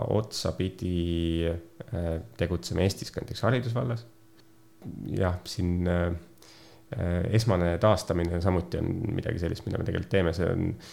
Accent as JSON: {"language": "Estonian", "town": "Pärnu", "region": "Pärnu County", "country": "Estonia", "said": "Pärnust olen pärit"}